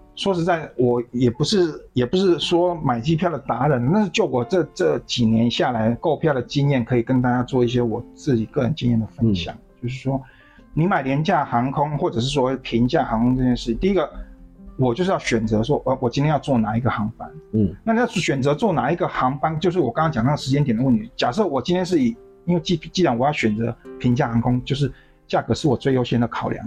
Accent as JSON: {"language": "Chinese", "region": "southern Taiwan", "country": "Taiwan", "said": "我是南部人"}